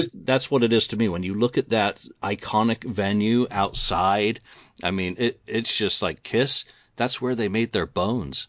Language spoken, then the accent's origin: English; New York, United States; moved away; had 10 years growing up in New York.